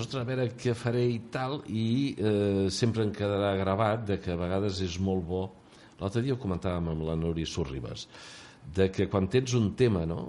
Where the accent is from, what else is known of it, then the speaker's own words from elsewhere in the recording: Terrassa, Catalonia, Spain; now in Empordà, Spain; la … i jo vam néixer els dos a Terrassa. Eh? Encara que estem aquí a l'Empordà de fa moltíssims